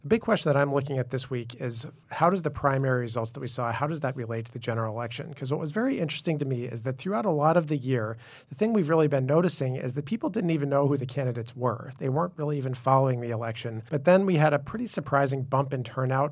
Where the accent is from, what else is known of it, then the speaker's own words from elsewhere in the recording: Midwest, United States; moved away; I'm from the Midwest, so I tend to be reserved